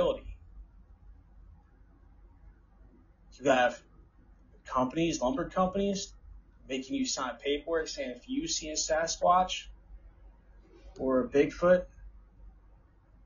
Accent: New Jersey, United States; from my home state, New Jersey

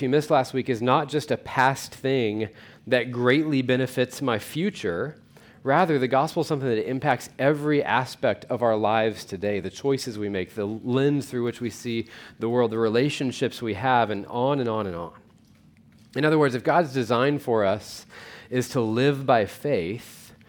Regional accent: Weatherford, United States; I grew up in Weatherford

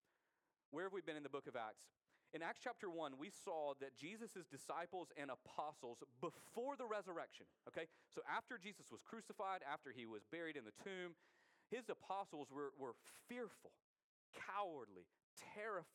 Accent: United States; we as American Christians

